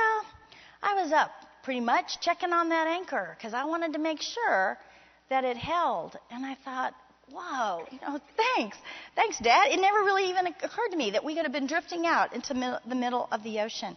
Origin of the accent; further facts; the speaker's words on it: Miami, Florida, United States; I grew up in Miami, Florida